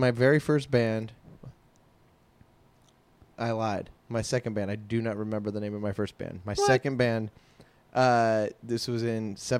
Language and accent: English; Virginia Beach, Virginia, United States; now in Los Angeles, United States; growing up in Virginia.